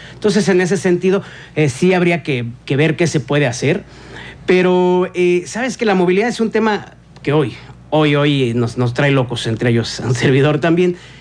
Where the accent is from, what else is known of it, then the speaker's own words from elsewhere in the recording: Querétaro, Mexico; Somos queretanos